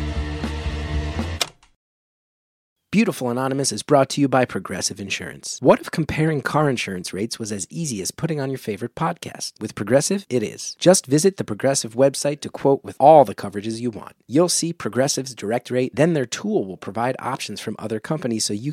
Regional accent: West Orange, New Jersey, United States; When I was growing up in West Orange

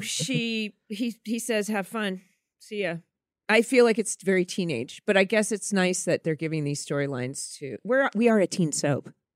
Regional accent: Orange County, California, United States; Growing up in Orange County

